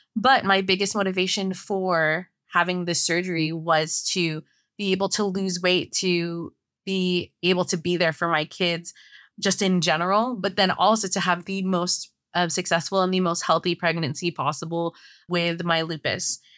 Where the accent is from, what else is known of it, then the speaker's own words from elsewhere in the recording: San Francisco Bay Area, California, United States; moved away as an adult; now in Los Angeles, United States; We're originally from San Francisco Bay Area in California, but we live more in Los Angeles